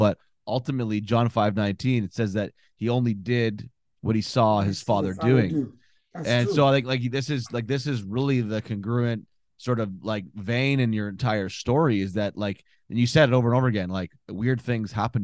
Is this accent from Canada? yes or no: yes; Ottawa, Ontario, Canada; born and raised in Ottawa, capital of Canada